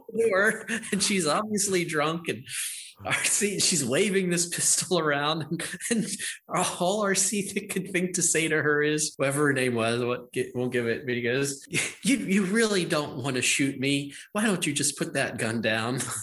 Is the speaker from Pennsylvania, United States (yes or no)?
yes; Western Pennsylvania, United States; accent: Western Pennsylvania; So I grew up in Western Pennsylvania. Wow. I speak I speak with the uh, Western Pennsylvania accent.